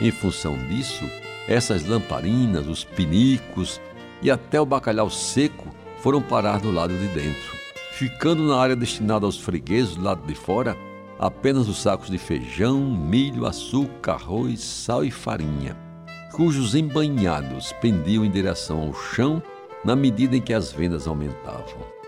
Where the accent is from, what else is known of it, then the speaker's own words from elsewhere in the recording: João Pessoa, Paraíba, Brazil; vizinho à casa onde nasci, em Jaguaribe